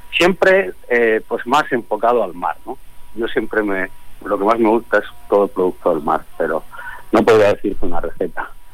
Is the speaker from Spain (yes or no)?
yes; Spain; now in Mexico; yo como español